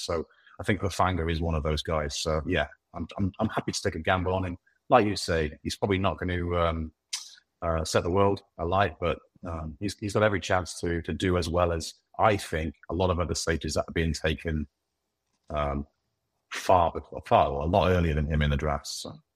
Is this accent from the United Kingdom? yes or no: yes; United Kingdom; I'm British